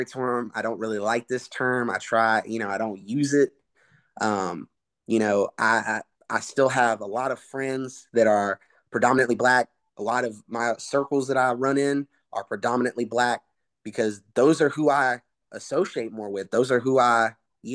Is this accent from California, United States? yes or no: no; Rockdale County, DeKalb County, Georgia, United States; I am half white, half Hispanic, but I grew up in Rockdale County, DeKalb County